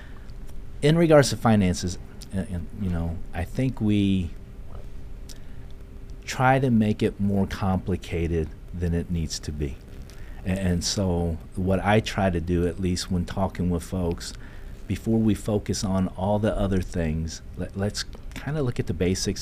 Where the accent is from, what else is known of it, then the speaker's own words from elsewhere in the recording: New Carlisle, Ohio, United States; moved away; also born or lived in Seoul, South Korea; I was born in Seoul, South Korea, and I came to the United States when I was 5 years old and lived in a little town called New Carlisle, Ohio, and I was raised there